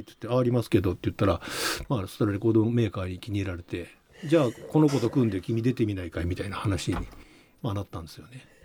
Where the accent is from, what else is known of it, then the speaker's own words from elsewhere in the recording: Shizuoka, Japan; 生まれは静岡市ですね